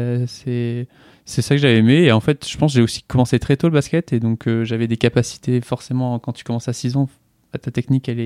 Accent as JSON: {"language": "French", "town": "Strasbourg", "region": "Grand Est", "country": "France", "tie": "born there", "also_born_or_lived": "southern France", "said": "j'ai 23 ans. Je suis né à Strasbourg. Euh, voilà, j'ai pas mal bougé pour arriver à la fin de, mon adolescence euh, dans le sud."}